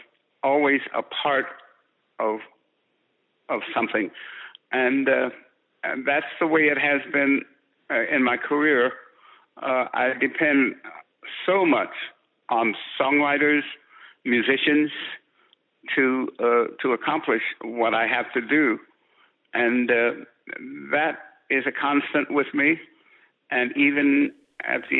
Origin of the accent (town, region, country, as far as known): San Francisco, California, United States; born or raised there